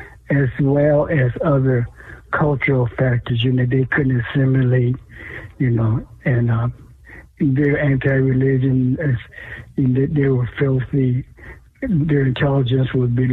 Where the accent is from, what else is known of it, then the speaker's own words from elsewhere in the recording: Seattle, Washington, United States; I was born in Seattle a long time ago, 1942. Went to school here in Seattle